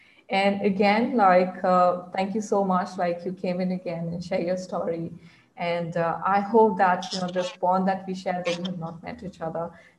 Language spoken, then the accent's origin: English; India; English is a second language; because being a girl, being in Indian society, I can feel that, you know, it feels like I'm a prisoner in my own mind.